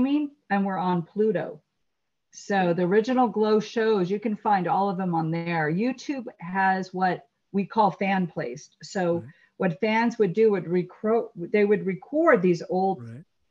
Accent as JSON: {"language": "English", "town": "La Crescenta", "region": "California", "country": "United States", "tie": "born or raised there", "also_born_or_lived": "Los Angeles, California", "said": "born in Los Angeles and raised in La Crescenta, safe suburb, beautiful suburb"}